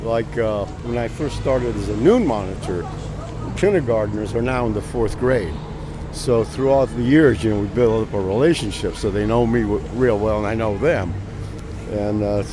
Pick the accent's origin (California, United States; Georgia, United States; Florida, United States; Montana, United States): California, United States; San Francisco; I grew up in San Francisco, in the midst of the turmoil of the 60s